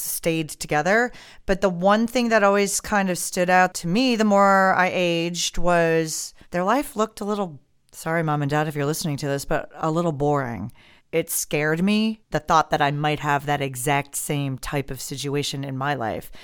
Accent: Midwest, United States; moved away; I was from the Midwest, so Midwestern type of mentality

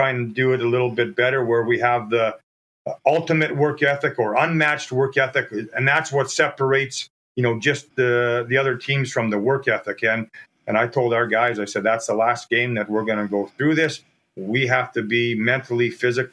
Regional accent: Churchbridge, Saskatchewan, Canada; my hometown, Churchbridge.

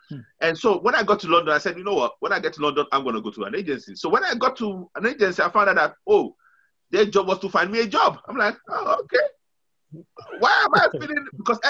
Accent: Nigeria; moved away as an adult; Okay, now, very quickly, I came from Nigeria

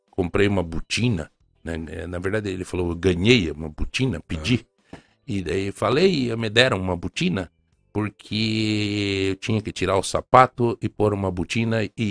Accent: Ponta Grossa, Paraná, Brazil; Dom Murilo, o senhor não me conhece, mas eu sou de Ponta Grossa.

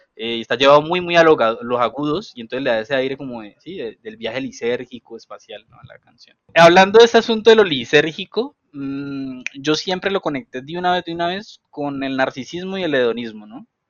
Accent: Cali, Valle del Cauca, Colombia; vengo de Agua Blanca

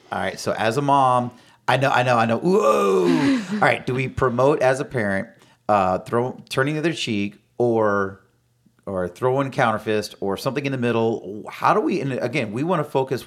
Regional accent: Florida, United States; born and raised here in Florida. Lived here almost my entire life

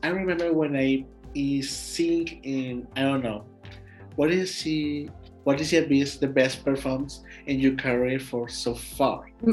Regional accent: Mexico; English is a second language; I, am from Mexico.

